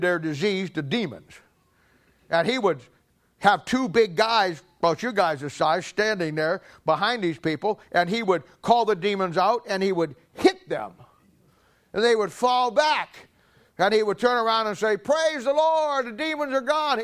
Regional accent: Canton, Ohio, United States; I'm from Canton

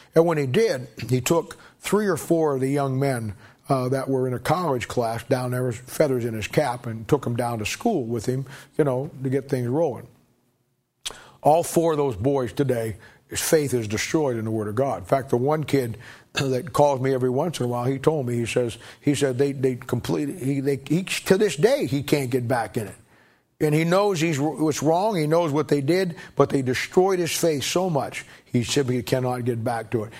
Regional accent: Canton, United States; moved away; I was growing up in Canton

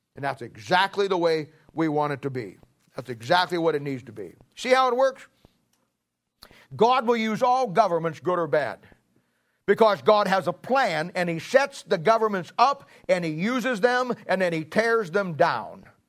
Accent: Ohio, United States; I was born in Ohio

